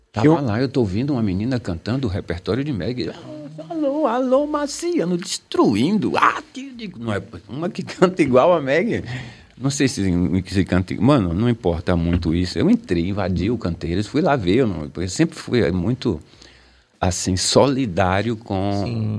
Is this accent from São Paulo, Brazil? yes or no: no; Bahia, Brazil; also born or lived in Salvador